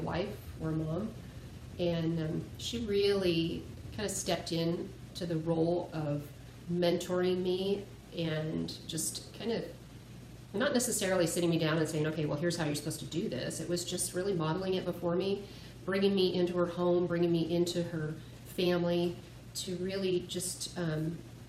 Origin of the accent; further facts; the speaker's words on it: Southern California, United States; moved away; also born or lived in Twain Harte, California; I was raised in Southern California, and I moved up to Northern California after my parents retired